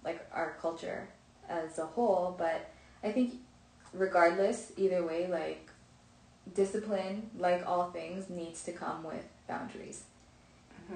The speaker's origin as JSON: {"language": "English", "region": "Ontario", "country": "Canada", "tie": "born or raised there", "said": "I grew up in Canada, in Ontario"}